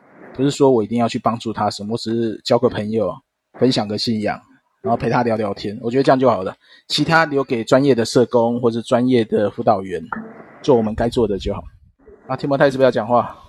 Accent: Wanhua, Taipei, Taiwan; 因为我自己是在万华地区一带长大的

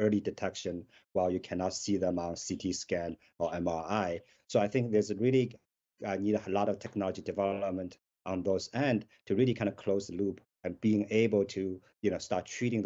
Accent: Shanghai, China; moved away; I grew up in Shanghai

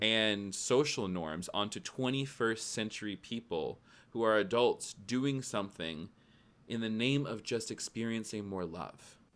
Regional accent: Tennessee, United States; I grew up in Tennessee.

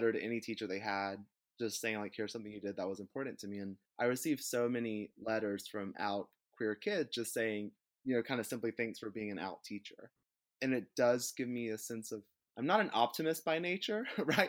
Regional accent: North Central Florida, United States; I am from Florida, but I'm from North Central Florida, which is both culturally and socially more akin to like Southern Georgia and Alabama

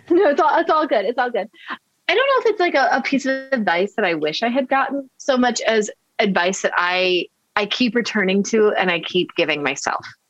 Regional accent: Midwest, United States; moved away as an adult; also born or lived in Florida; now in Baltimore, United States; I'm a I'm a Midwesterner

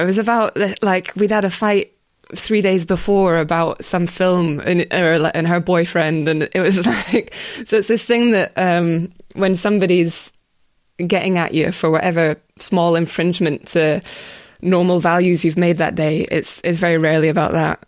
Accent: Scotland, United Kingdom; my hometown's got its own games, but it doesn't have cycling in it, which is upsetting. But, yeah, they're, they're all over Scotland every weekend through the summer

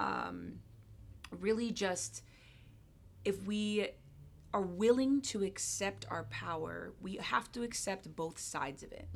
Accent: Hawaii, United States; moved away as an adult; also born or lived in Jamaica / London / California; now in Seattle, United States; I was born and raised in Hawaii, and I moved to Seattle in December?

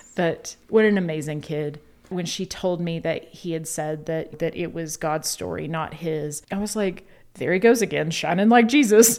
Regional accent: the South, United States; we're from the South

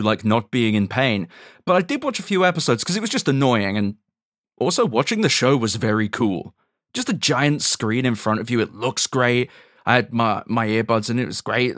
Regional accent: London, United Kingdom; moved away as an adult; also born or lived in New York / North Carolina; as a Londoner

